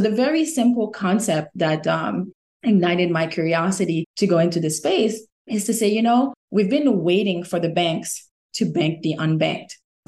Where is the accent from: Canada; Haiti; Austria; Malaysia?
Haiti; born or raised there; now in United States